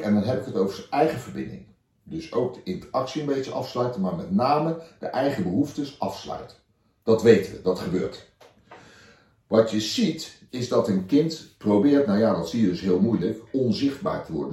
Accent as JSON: {"language": "Dutch", "town": "The Hague", "region": "South Holland", "country": "Netherlands", "said": "ik kom uit Den Haag."}